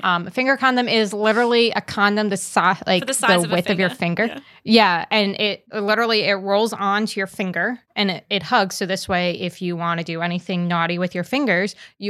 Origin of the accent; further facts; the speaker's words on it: New York, United States; But yeah, so like to give it like a very contrasting experience growing up in New York City. Oh my God, New York State.